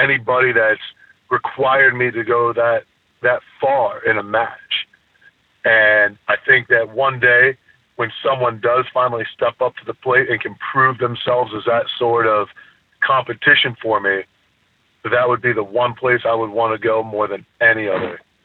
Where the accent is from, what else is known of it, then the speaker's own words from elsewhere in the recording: near Toledo, Ohio, United States; I use Toledo as my hometown literally because it's the only city close enough that anybody would know. Ohio's a different place. I grew up poor as hell